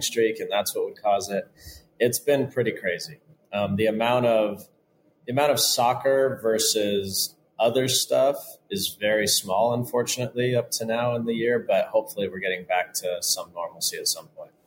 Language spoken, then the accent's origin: English; Southern California, United States; I grew up in Southern California playing with Mexicans